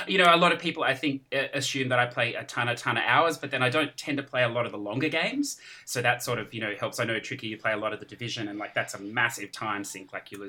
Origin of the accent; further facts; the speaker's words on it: Australia; I'm from Australia, so a long way away from you guys.